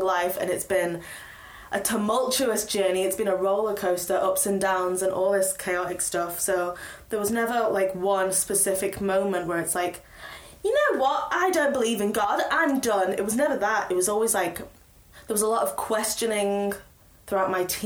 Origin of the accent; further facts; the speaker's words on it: Stoke-on-Trent, West Midlands, United Kingdom; My mum said, that I'm not allowed to leave Stoke. So I did a year at Staffordshire University